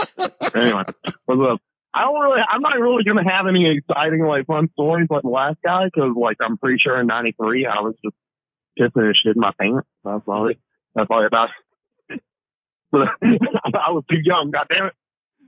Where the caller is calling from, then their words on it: Alabama, United States; I'm calling from Alabama.